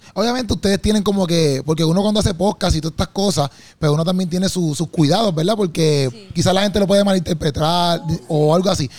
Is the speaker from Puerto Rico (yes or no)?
yes; Puerto Rico; lo que yo veo acá en mi país, por ejemplo, o los venues, pues, se patrocina a veces mucho, quizás este, pues, lo, malo, o quizás otro tipo de contenido que no es cristiano, y a veces ya la gente, por ejemplo, en PR, nosotros sí somos una, una, un país cristiano